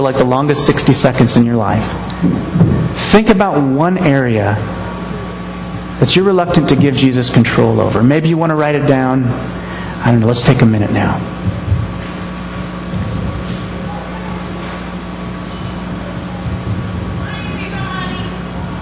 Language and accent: English; United States; I'm an American.